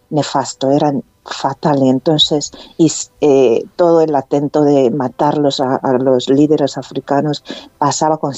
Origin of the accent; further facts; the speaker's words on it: Equatorial Guinea; also born or lived in North Korea / Spain; Soy, como lo has dicho, soy guineana, soy española y soy coreana también.